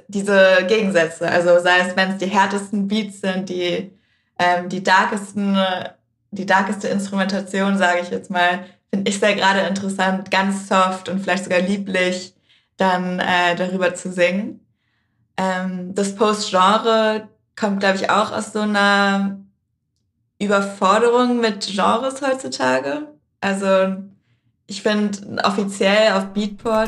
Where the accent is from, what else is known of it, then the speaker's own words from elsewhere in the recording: Berlin, Germany; Ich bin ja in Prenzlberg aufgewachsen